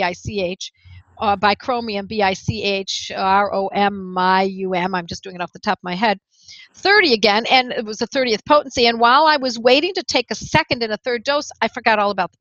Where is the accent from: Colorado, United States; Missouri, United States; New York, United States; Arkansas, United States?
New York, United States; Buffalo; moved away; ever since I had moved back to my hometown of Buffalo, New York